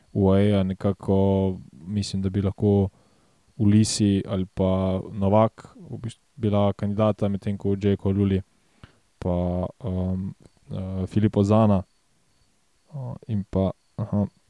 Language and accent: Slovenian; Slovenia; Slovenci smo